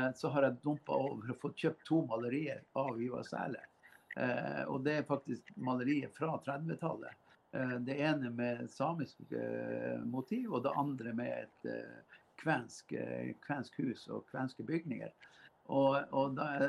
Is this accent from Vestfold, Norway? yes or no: no; Karasjok, Finnmark, Norway; noen jeg vokste opp sammen med i Karasjok